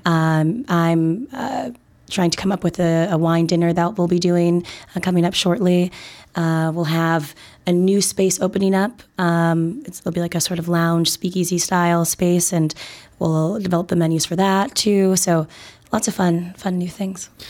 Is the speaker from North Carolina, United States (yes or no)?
no; Minnesota, United States; now in Chicago, United States; I'm originally from Minnesota, uh, great, great state of Minnesota, ten thousand lakes and all